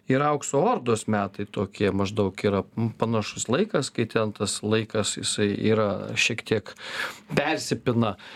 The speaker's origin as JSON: {"language": "Lithuanian", "country": "Lithuania", "said": "mes patys tokie esam lietuviai"}